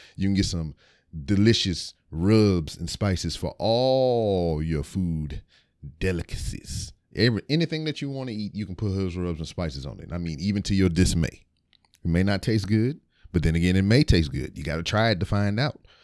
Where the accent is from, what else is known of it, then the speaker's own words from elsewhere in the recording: Lake Charles, Louisiana, United States; moved away; I was born in Lake Charles, Louisiana. I went to a elementary school called Cherry Street, which was later changed to J D Clifton